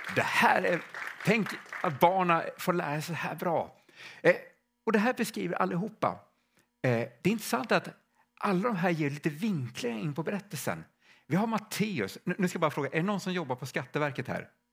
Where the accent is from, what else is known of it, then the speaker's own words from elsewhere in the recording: Stockholm, Stockholm County, Sweden; now in Värmland, Sweden; jag kommer från Stockholm från början och vi bor i Värmland